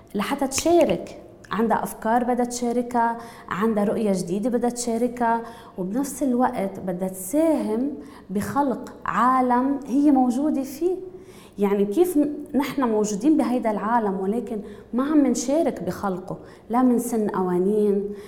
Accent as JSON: {"language": "Arabic", "country": "Lebanon", "said": "نحن كلبنانيه"}